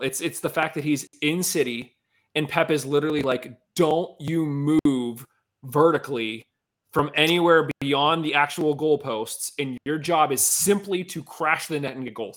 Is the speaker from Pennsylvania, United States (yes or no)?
yes; Penn Hills, Pennsylvania, United States; We grew up in Penn Hills